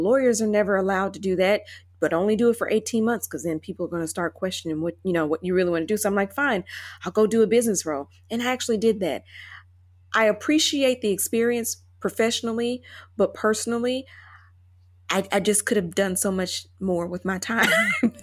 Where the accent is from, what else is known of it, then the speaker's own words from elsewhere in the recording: Chattanooga, Tennessee, United States; moved away as an adult; also born or lived in Indianapolis / Ascot, England / London; now in Taipei, Taiwan; I moved from Chattanooga, Tennessee, as my hometown